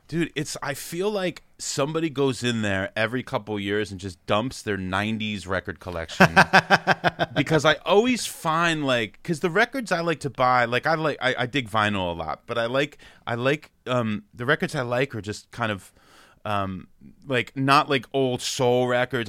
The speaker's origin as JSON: {"language": "English", "town": "Freehold", "region": "New Jersey", "country": "United States", "tie": "born or raised there", "also_born_or_lived": "New York City", "said": "I grew up in New Jersey about an hour in between New York"}